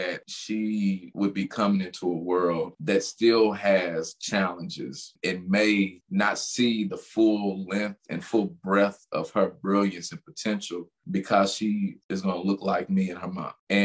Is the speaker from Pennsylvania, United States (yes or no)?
no; Louisville, Kentucky, United States; I'm from the West End, 35th Market